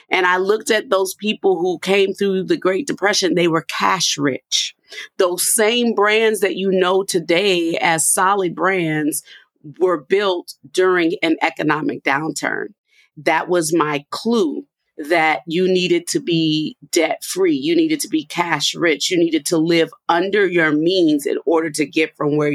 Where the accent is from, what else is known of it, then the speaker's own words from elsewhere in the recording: New Orleans, Louisiana, United States; moved away; I'm a girl from New Orleans